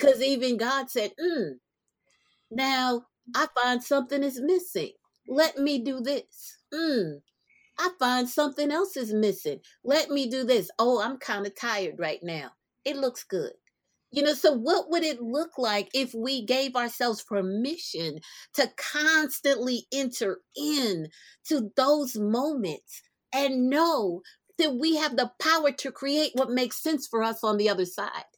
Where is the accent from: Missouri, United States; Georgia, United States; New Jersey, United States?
New Jersey, United States; also born or lived in South America; I grew up in Jersey. Born in South America, grew up in Jersey